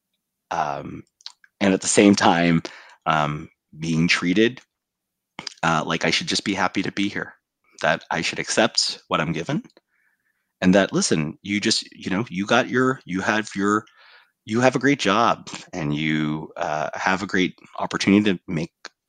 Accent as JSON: {"language": "English", "region": "California", "country": "United States", "said": "our home state of California"}